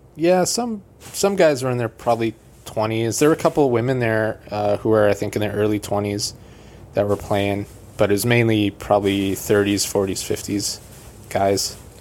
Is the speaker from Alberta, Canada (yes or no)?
yes; Calgary, Alberta, Canada; moved away; also born or lived in Edmonton, Alberta; I was born in Edmonton, Alberta, uh, but we lived in Calgary.